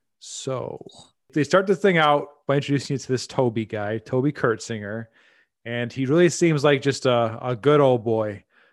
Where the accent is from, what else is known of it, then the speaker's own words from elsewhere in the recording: Midwest, United States; And I'm sure the Coast podcasts make fun of us Midwesterners